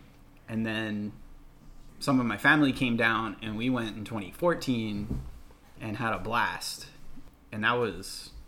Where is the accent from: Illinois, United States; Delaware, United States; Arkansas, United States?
Delaware, United States; New Castle; now in Florida, United States; I'm from Newcastle, Delaware.